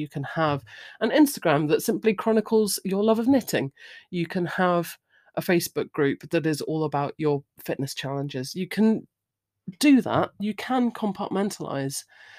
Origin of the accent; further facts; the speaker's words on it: United Kingdom; I'm British. The pub is, you know, where we go.